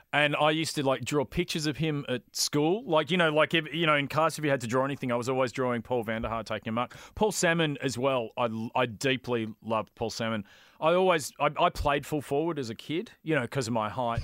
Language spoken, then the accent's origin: English; Brighton, Victoria, Australia; I grew up in Brighton